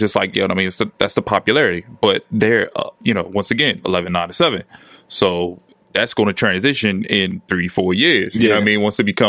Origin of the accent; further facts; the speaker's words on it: Trenton, New Jersey, United States; I'm from West Trenton.